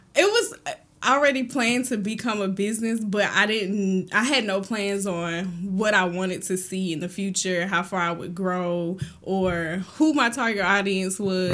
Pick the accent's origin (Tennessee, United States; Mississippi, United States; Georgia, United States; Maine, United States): Georgia, United States; Thomson; also born or lived in Fort Riley, Kansas; we moved to Thompson, Georgia when I was really small, so I grew up in Thompson